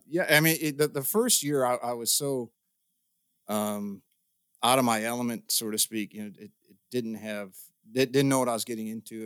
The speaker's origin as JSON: {"language": "English", "region": "Midwest", "country": "United States", "tie": "born or raised there", "said": "growing up in the Midwest"}